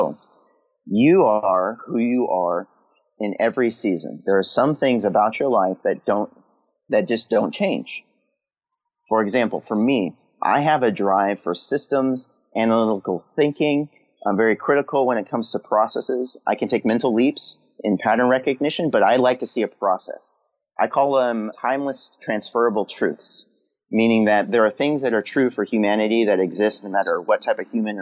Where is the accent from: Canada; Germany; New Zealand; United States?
United States; California; now in Maryland, United States; I'm on the East Coast in Maryland. And for the first time in my life, I live in four seasons because I grew up in California